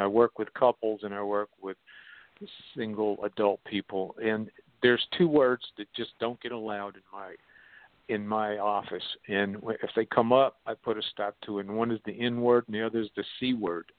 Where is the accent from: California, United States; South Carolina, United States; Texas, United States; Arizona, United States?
South Carolina, United States; born or raised there